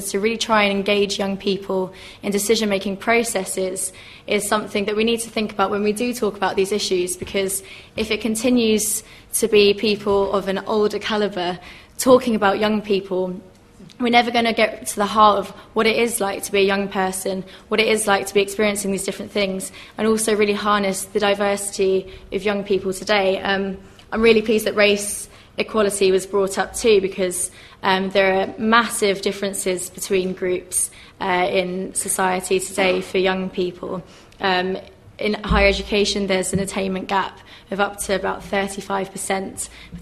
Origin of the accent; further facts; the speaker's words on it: Crawley, South East England, United Kingdom; I'm from Crawley in Sussex.